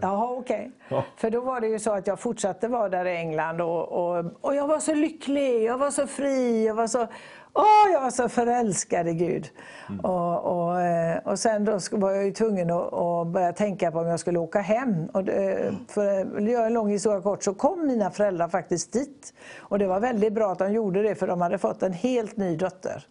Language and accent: Swedish; Gothenburg, Västra Götaland, Sweden; born or raised there; also born or lived in Borås / Tanzania